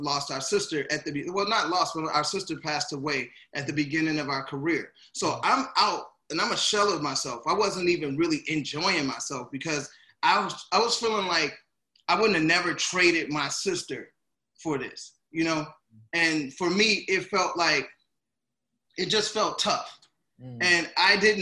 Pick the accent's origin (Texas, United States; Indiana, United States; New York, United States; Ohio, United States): Indiana, United States; Gary; moved away; also born or lived in St. Paul, Minnesota; I'm originally from Gary, Indiana, so to move to Minneapolis, I mean to St. Paul